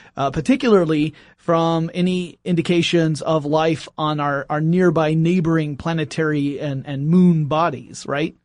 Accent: Oakwood, Georgia, United States; outside of Oakwood, Georgia, which is where I grew up

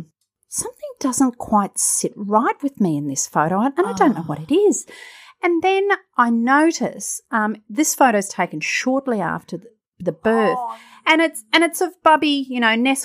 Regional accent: Alabama, United States; Because I grew up in Alabama.

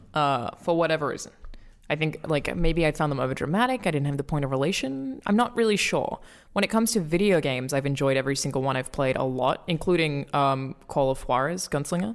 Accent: Australia; as an Australian

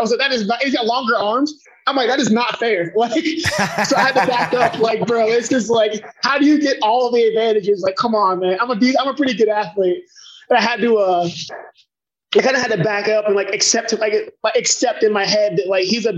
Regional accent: Cincinnati, Ohio, United States; I grew up in Cincinnati, Ohio. I was born and raised

